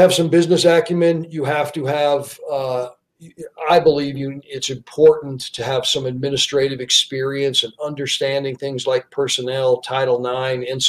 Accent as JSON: {"language": "English", "region": "the West", "country": "United States", "tie": "born or raised there", "also_born_or_lived": "Pittsburgh / Washington, D.C.", "lives_now": "Wyoming, United States", "said": "I grew up in the West, and I grew up in a college town"}